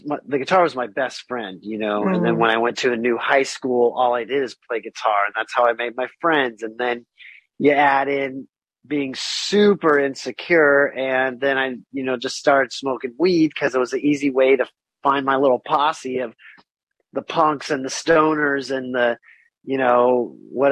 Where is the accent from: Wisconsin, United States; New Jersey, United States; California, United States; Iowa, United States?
California, United States; I was born in Cali, you know, I had a musical family